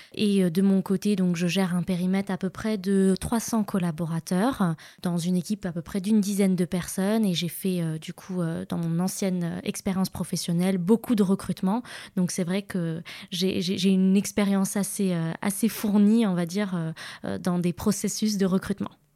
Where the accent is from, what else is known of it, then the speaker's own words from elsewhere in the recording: Casablanca, Casablanca-Settat, Morocco; moved away as an adult; now in France; j'ai grandi euh, à Casablanca et, euh, j'ai vécu à peu près 18 ans ici. Et puis ensuite, bah, je suis partie en France faire mes études et puis travailler.